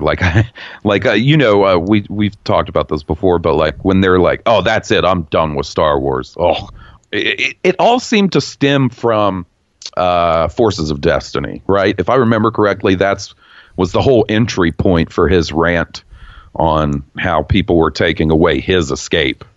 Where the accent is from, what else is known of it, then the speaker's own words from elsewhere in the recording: the Bible Belt, United States; I grew up in the Bible Belt. I've spent my entire 34 years of living in the Bible Belt of America.